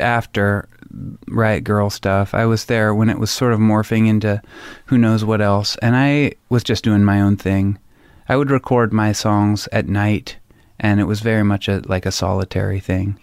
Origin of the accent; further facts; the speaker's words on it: Anacortes, Washington, United States; also born or lived in Olympia; I grew up outside of Anacortes, so Anacortes is a small town, but I grew up five miles out into the woods